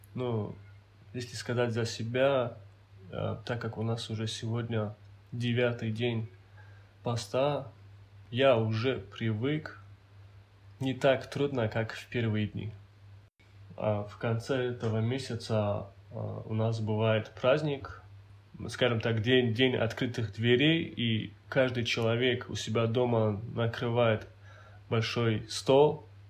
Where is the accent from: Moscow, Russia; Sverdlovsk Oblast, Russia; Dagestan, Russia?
Dagestan, Russia; Hindakh; Родился я в селении Хиндах а, Гунибского района Республики Дагестан.